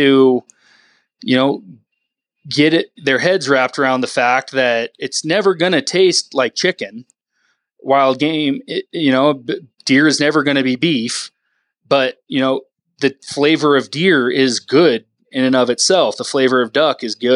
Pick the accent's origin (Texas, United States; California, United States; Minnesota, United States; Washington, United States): Washington, United States; Whidbey Island; moved away; I grew up on Whidbey Island, northwest of Seattle